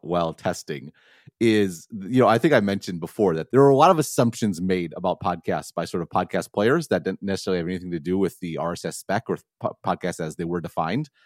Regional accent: Madison, Wisconsin, United States; people like me could grow up in a city like Madison

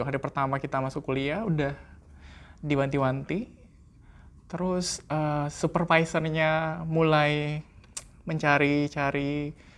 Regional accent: Indonesia; di Indonesia kan kita seringnya uh, lecture base

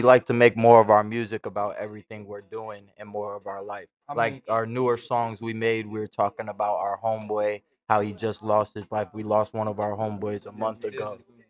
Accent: Michigan, United States; as a kid, we grew up in Michigan.

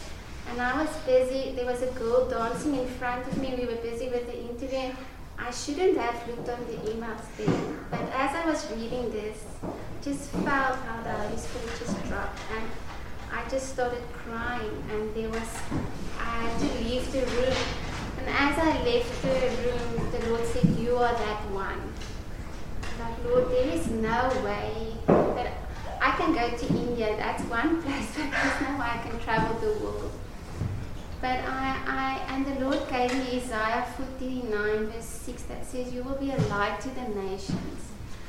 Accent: Witbank, Mpumalanga, South Africa; Just when I was growing up in Witbank, Balboa, in a very mining town

